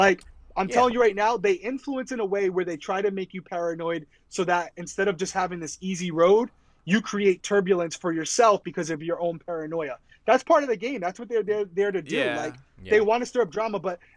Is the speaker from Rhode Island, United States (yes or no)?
yes; Rhode Island, United States; I was from Rhode Island